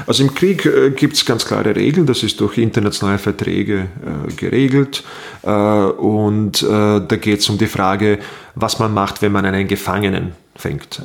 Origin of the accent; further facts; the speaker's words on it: Bosnia & Herzegovina; also born or lived in Burgenland, Austria; now in Austria; ich stamme aus Bosnien-Herzegowina äh, aus dem ehemaligen Jugoslawien, präziser gesagt, weil zu dem Zeitpunkt, dass ich auf die Welt kam und in meiner Jugend gab es noch diesen Staat